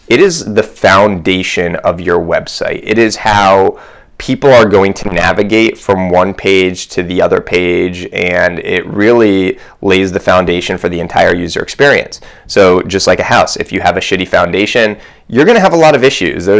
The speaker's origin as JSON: {"language": "English", "town": "Columbus", "region": "Ohio", "country": "United States", "tie": "born or raised there", "said": "I grew up in Columbus, but my family grew up in New York."}